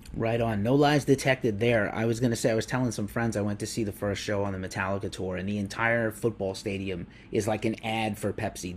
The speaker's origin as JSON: {"language": "English", "region": "East Coast", "country": "United States", "moved": "yes", "lives_now": "San Francisco, United States", "said": "I'm from the East Coast, but I live in San Francisco officially"}